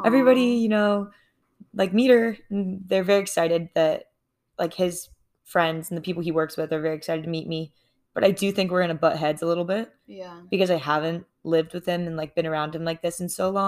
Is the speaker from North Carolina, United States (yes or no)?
yes; Charlotte, North Carolina, United States; born or raised there